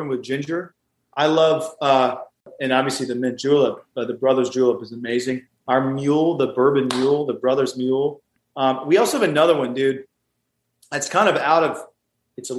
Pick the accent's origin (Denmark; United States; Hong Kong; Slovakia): United States; the South; I'm from the South